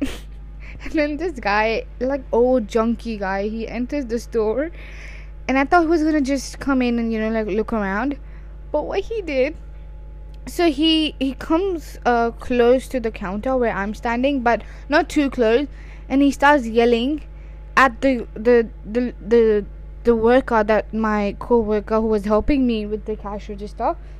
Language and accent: English; Pakistan; I am Pakistani